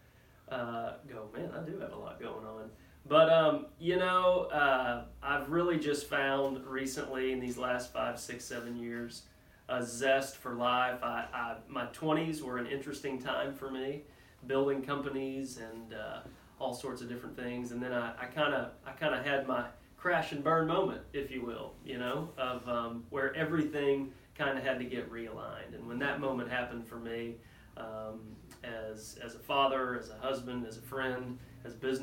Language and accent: English; Wichita Falls, Texas, United States; moved away as an adult; now in Waco, United States; born and raised in Wichita Falls, Texas